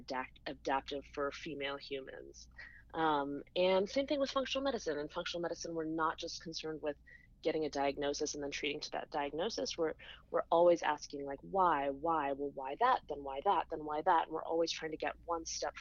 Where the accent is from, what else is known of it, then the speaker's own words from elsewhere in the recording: Colorado, United States; I grew up in Colorado